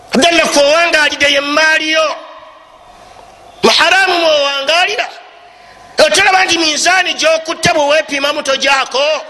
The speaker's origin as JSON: {"language": "Ganda", "country": "Uganda"}